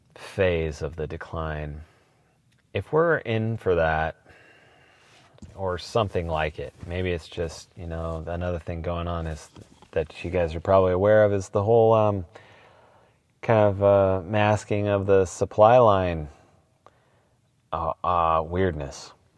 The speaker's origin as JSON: {"language": "English", "town": "Portland", "region": "Oregon", "country": "United States", "tie": "born or raised there", "said": "I am from Portland, born and raised, seventh generation"}